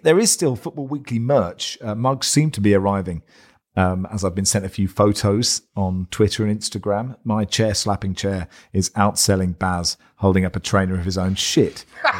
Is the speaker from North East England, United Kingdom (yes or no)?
yes; North East England, United Kingdom; I grew up in the Northeast, and I always remember my experiences at Roker Park with great fondness.